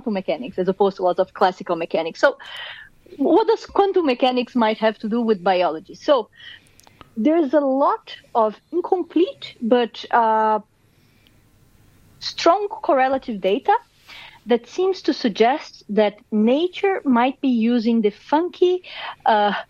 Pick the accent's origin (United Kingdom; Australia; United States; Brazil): Brazil; accent: Brazilian; moved away; I'm born and raised in Brazil